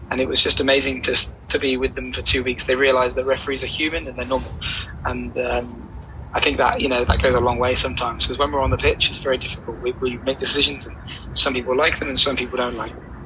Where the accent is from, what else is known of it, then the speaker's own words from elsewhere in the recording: Exeter, South West England, United Kingdom; also born or lived in Wales; My family were born in Wales, and I was there for about a day before I moved to Exeter.